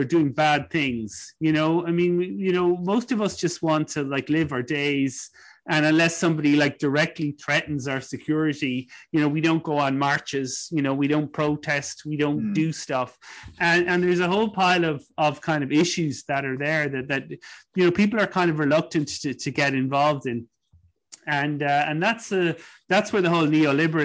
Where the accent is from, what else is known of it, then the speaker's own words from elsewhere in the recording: Ireland; I think of growing up in Ireland